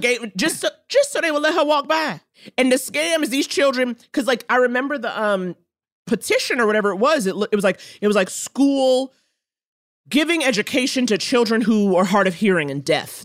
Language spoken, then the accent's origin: English; New York City, New York, United States; I grew up in Harlem.